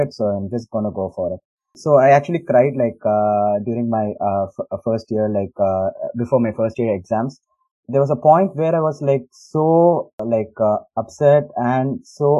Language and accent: English; India; moved away as an adult; also born or lived in Chennai; now in United States; growing up in India